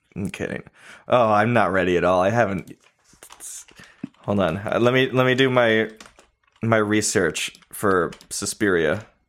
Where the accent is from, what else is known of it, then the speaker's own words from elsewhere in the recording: California, United States; now in Nashville, United States; I'm from California